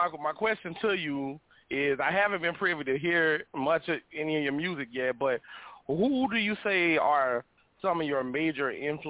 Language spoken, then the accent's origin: English; Wilmington, North Carolina, United States; I'm from Wilmington, North Carolina, on the East Coast.